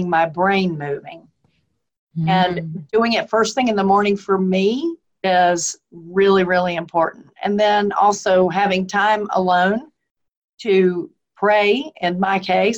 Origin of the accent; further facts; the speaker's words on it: Philadelphia, Pennsylvania, United States; now in the South, United States; I was born in Philadelphia, although I live in the South